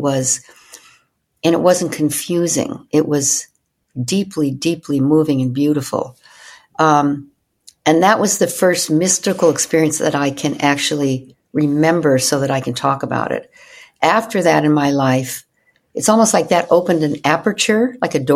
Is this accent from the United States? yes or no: yes; Evanston, Illinois, United States; where I grew up in Evanston, Illinois